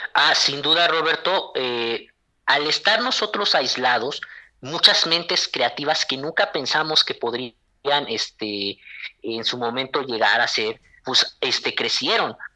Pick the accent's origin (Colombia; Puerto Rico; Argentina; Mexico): Mexico